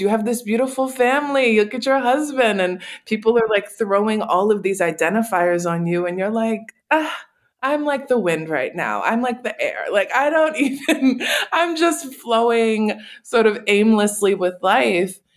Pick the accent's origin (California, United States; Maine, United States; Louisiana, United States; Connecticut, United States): Louisiana, United States; New Orleans; I was born and raised in New Orleans